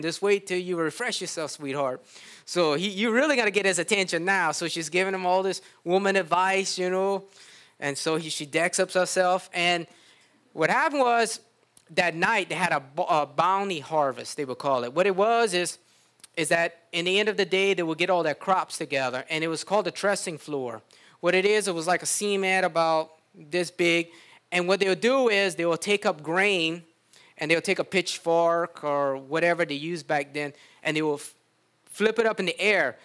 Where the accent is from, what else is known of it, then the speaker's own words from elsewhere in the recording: United States; we were raised in the United States